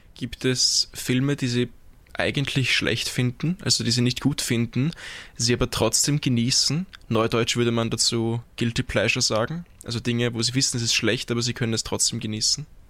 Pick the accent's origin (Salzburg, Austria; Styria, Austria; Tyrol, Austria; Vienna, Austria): Vienna, Austria; Als Wiener